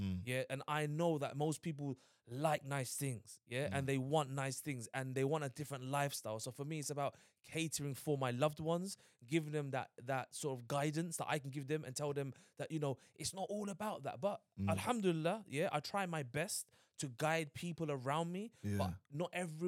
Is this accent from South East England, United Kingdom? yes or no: no; London, United Kingdom; I grew up in Hackney